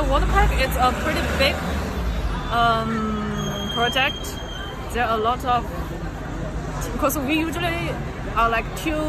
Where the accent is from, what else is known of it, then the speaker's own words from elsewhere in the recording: Jiangsu, China; now in Shanghai, China; I came from Jiangsu province, which is near Shanghai, like 2.5 hours by car.